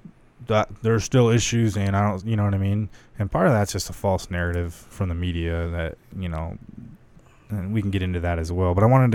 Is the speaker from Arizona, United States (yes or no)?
yes; Lake Havasu City, Arizona, United States; Especially growing up in Havasu.